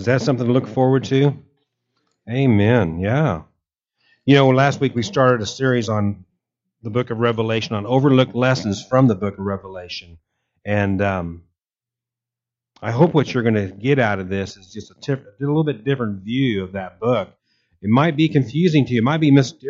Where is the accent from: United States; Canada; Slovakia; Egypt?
United States; Kansas; I grew up in Kansas, and I remember hailstorms as a kid